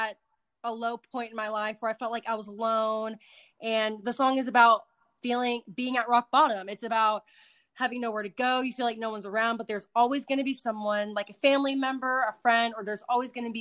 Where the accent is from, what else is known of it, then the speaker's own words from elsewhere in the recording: Dallas, Texas, United States; my hometown, Dallas.